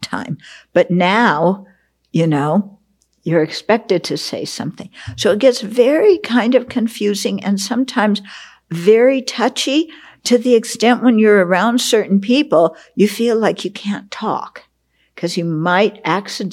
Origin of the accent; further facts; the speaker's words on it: West Coast, United States; I grew up on the West Coast